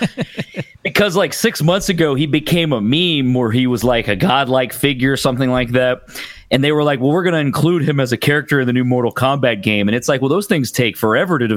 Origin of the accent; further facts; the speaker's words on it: Texas, United States; I'm from Texas, so Rick Perry was our governor